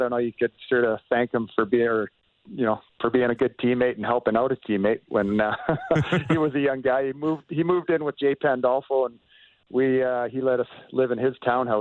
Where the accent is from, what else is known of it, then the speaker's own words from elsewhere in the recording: Canada; as a Canadian